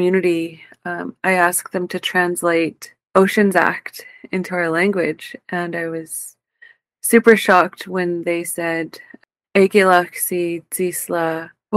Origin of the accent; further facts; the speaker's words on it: Bella Bella, British Columbia, Canada; I am Haíɫzaqv from Balabala